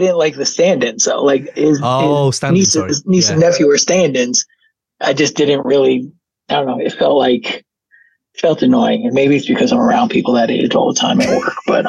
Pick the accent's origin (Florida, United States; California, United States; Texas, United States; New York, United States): New York, United States; New York City; As a New Yorker